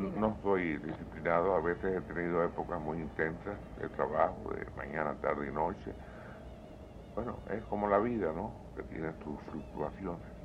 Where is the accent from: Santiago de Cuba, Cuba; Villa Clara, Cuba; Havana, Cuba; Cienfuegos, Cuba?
Havana, Cuba; sabes que soy habanero, nací en un barrio antiguo de La Habana